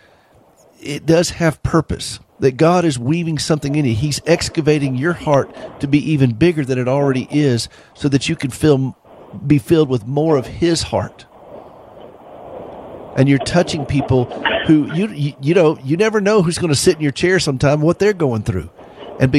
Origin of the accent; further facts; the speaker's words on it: South Carolina, United States; I'm from South Carolina.